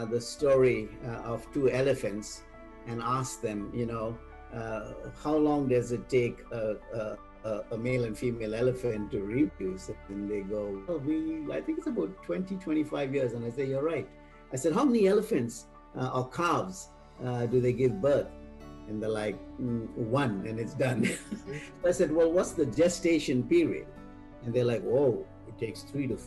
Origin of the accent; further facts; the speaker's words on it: India; now in United States; I'm based out of the U.S. Again, I come from India